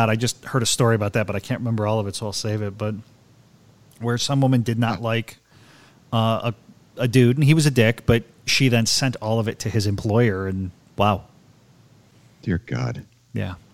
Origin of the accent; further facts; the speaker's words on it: Baltimore, Maryland, United States; I'm from, you know, I'm from Baltimore. I'm not